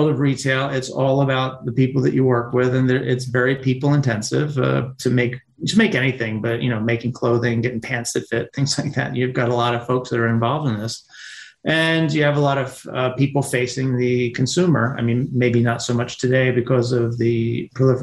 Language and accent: English; Pennsylvania, United States; Working in Pennsylvania in the wintertime, construction or even milking cows